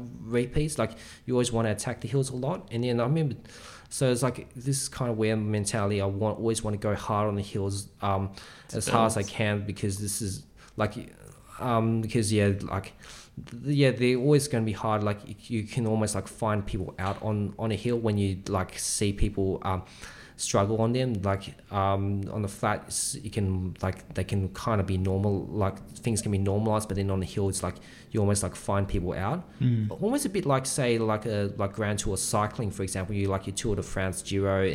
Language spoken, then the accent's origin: English; Sydney, New South Wales, Australia; I was from Sydney boys